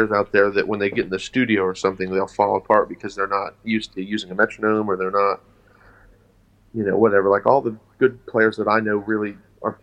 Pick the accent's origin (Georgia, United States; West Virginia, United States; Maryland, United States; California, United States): West Virginia, United States; I'm from West Virginia. I'm from Appalachia.